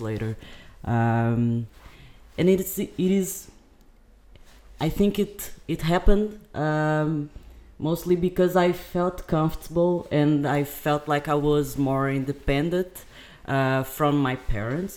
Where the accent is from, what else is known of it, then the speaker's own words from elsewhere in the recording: Algarve, Portugal; also born or lived in Brazil; I also came from Algarve, uh, but I am Brazilian. I live in Portugal for seventeen years.